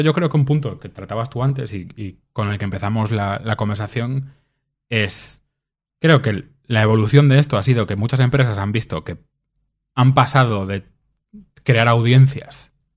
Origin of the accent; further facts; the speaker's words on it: Vigo, Galicia, Spain; yo soy de Vigo